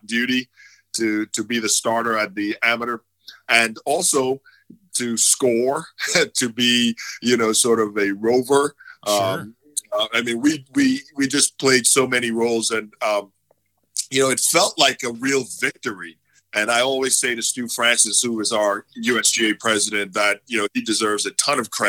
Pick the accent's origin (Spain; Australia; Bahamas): Bahamas; Nassau, New Providence; also born or lived in Atlanta; now in Dallas, United States; growing up in Nassau was a lot of fun. Of course, Nassau is the capital of the Bahamas